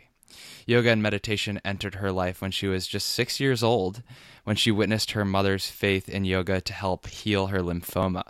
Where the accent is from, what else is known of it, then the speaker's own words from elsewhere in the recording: Richmond, Virginia, United States; now in New York, United States; Richmond, Virginia, my hometown